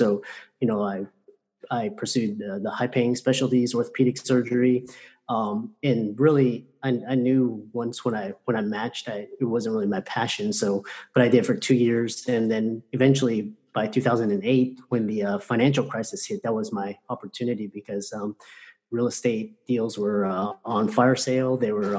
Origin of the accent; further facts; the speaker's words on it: Houston, Texas, United States; I grew up in Houston and grew up in very humble circumstances